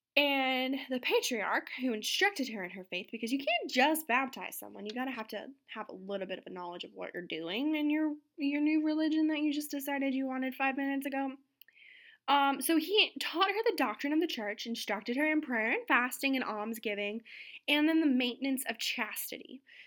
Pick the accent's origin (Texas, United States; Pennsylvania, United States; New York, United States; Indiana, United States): New York, United States; outside of New York City, United States; growing up outside of New York City